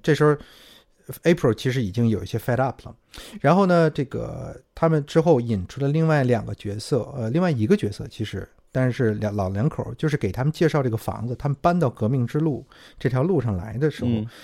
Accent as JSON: {"language": "Chinese", "country": "China", "said": "我们中国人"}